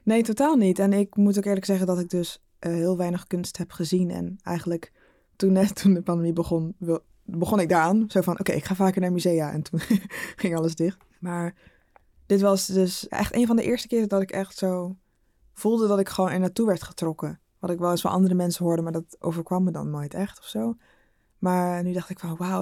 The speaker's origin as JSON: {"language": "Dutch", "town": "Rotterdam", "region": "South Holland", "country": "Netherlands", "also_born_or_lived": "Arnhem", "moved": "as an adult", "lives_now": "Amsterdam, Netherlands", "said": "ik kom uit Rotterdam. Maar ik had vier jaar in Arnhem gestudeerd"}